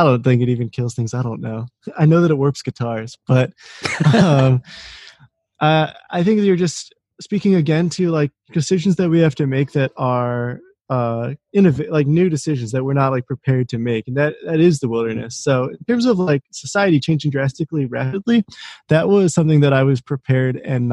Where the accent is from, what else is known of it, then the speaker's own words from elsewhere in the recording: suburb of Washington, D.C., Maryland, United States; moved away as an adult; also born or lived in Boulder, Colorado; now in Rochester, United States; I'm from Maryland, a suburb of Washington, D.C.